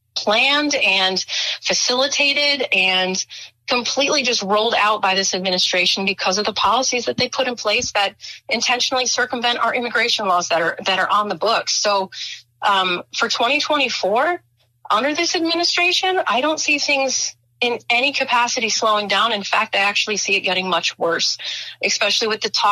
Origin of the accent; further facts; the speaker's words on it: Chicago, Illinois, United States; moved away; I'm actually from Chicago. So, I mean, born, raised, grew up in Chicago.